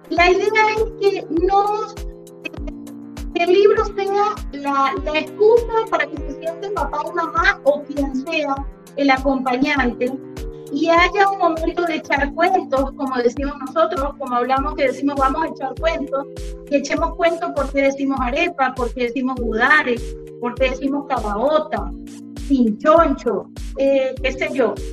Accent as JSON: {"language": "Spanish", "country": "Uruguay", "tie": "born there", "moved": "yes", "said": "Como te decía, yo soy uruguaya y este, de nacimiento y siempre, como emigrante"}